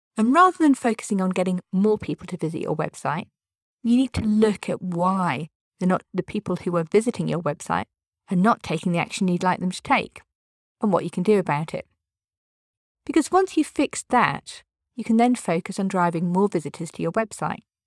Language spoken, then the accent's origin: English; United Kingdom; I'm British.